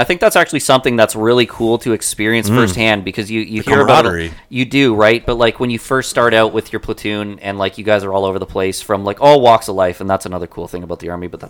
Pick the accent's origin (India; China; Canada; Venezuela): Canada; we're from Canada